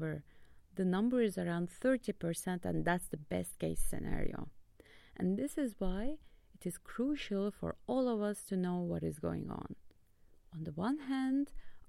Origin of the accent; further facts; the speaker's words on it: Istanbul, Turkey; now in Leuven, Belgium; I'm from Istanbul, Turkey